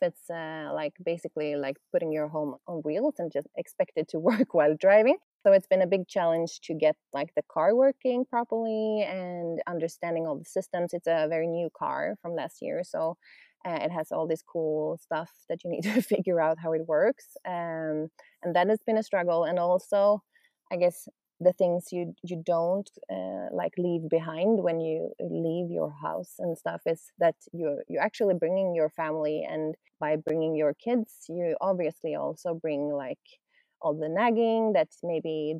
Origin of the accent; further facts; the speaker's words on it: Sweden; We're from Sweden, so we've been up north in Sweden